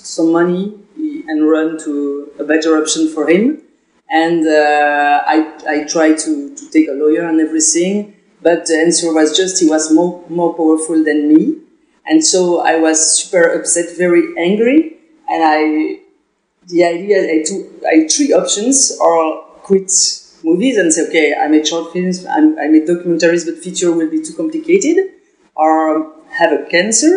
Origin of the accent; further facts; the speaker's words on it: Belgium; English is a second language; I'm from Belgium